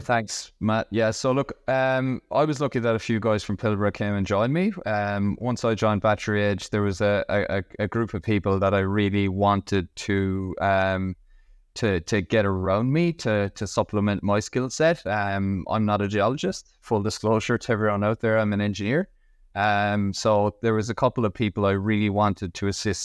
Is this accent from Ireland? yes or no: yes; Ireland; moved away as an adult; now in Western Australia, Australia; I'm originally from Ireland, as my accent could probably give away, but I'm based in Western Australia. I've been here for 12 years